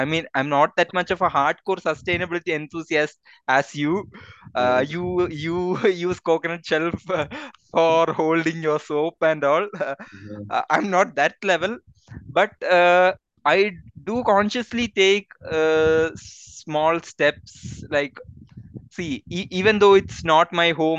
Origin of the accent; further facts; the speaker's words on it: Kollam, Kerala, India; also born or lived in Gujarat; now in Bangalore, India; I grew up in the city of Kollam, which has a lot of this colonial influences